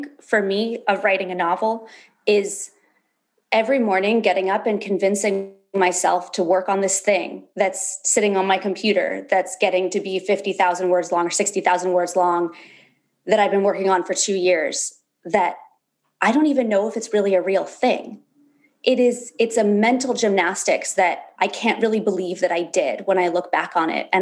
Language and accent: English; Berkeley, California, United States; also born or lived in Alaska; I was born in Berkeley, California. I spent a lot of my teenage years going back and forth between California and Alaska, where my dad moved when I was like 11.